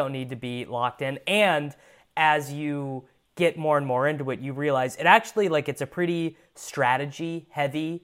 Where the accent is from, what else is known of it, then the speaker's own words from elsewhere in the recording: United States; as an American